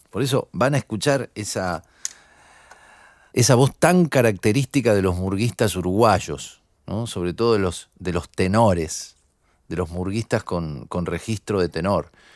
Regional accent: Buenos Aires, Argentina; somos los porteños

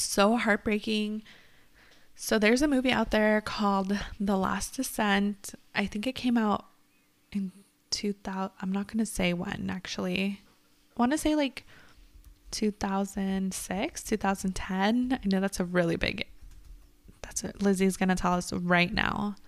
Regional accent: California, United States; we grew up in California

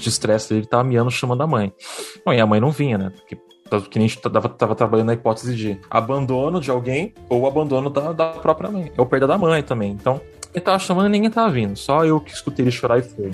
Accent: Peruíbe, São Paulo, Brazil; eu sou de São Paulo, né, eu nasci em São Paulo, daí eu, só que a maior acho, parte da minha infância eu morei em Peruíbe

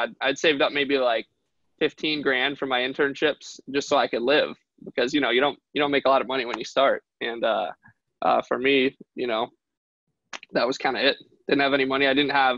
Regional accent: Detroit, Michigan, United States; I'm from Detroit. One of my goals is to kind of help rebuild the city of Detroit one day.

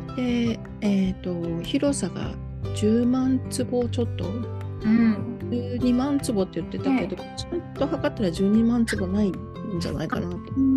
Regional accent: Kitakyushu, Fukuoka, Japan; now in Tokyo, Japan; 実は私の生まれ育ったところなんですね

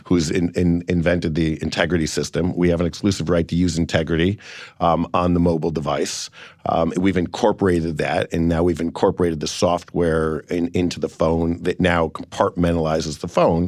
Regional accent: Cleveland, Ohio, United States; I've got a great company in Cleveland where I'm from

